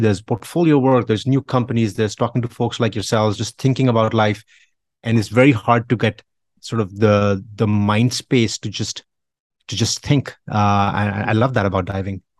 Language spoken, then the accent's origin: English; India; I grew up in India